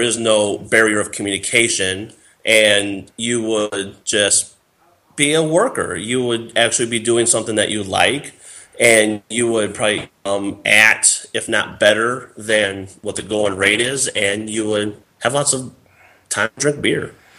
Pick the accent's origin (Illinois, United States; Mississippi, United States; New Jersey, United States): Illinois, United States; Northwest; he came to my hometown